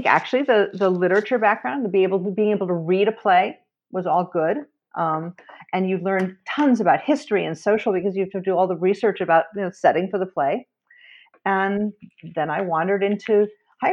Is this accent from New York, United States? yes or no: yes; New York City, New York, United States; I grew up in New York City, where we also had lever machines